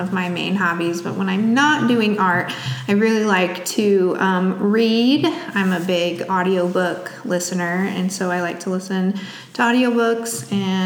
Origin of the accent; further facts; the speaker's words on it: Plano, Illinois, United States; moved away as an adult; now in East Peoria, United States; I'm from a tiny town up outside of Aurora called Plano, Illinois